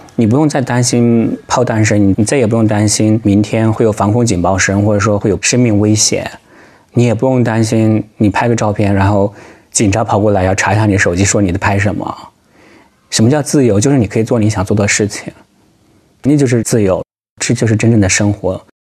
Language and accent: Chinese; China; moved away as an adult; also born or lived in Ukraine; now in The Hague, Netherlands; 因为我们是中国人嘛